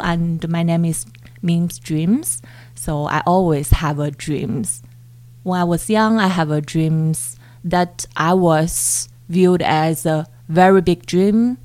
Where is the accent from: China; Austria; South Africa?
China; Chongqing; moved away as an adult; now in Canada; I was born in Chongqing